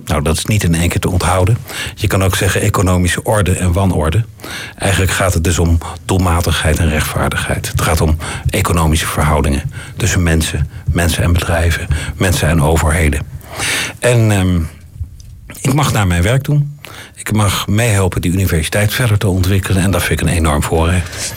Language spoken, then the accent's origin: Dutch; Netherlands; moved away; Ik profileer mij ook niet direct als Nederlander